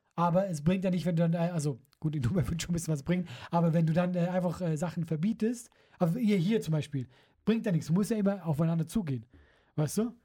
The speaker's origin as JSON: {"language": "German", "country": "Switzerland", "moved": "yes", "said": "dass ich Schweizer bin"}